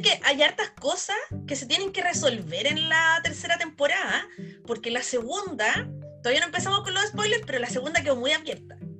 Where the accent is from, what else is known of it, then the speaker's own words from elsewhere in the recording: Chile; nosotros como chilenos, como espectadores chilenos